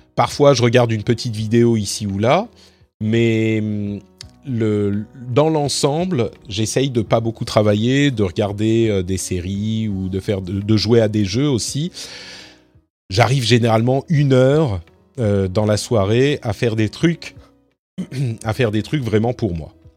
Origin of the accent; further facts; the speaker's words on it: France; moved away as an adult; j'ai quitté la France en 2016.